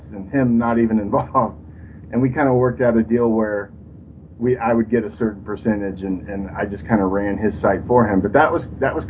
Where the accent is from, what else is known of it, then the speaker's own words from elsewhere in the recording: Texas, United States; I'm from Texas